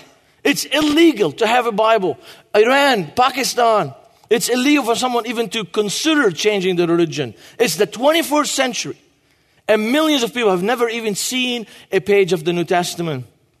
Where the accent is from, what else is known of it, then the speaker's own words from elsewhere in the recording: Beirut, Beirut Governorate, Lebanon; English is a second language; moved away as an adult; now in United States; I was born in Beirut, Lebanon.